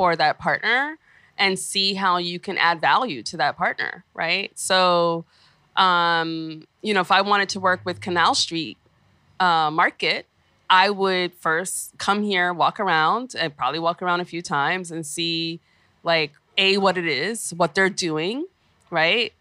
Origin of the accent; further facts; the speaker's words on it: New York, United States; growing up in Flatbush